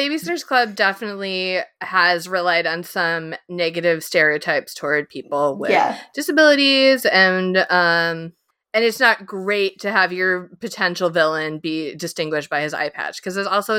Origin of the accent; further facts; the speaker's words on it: Illinois, United States; Yeah, I mean, I'm from Illinois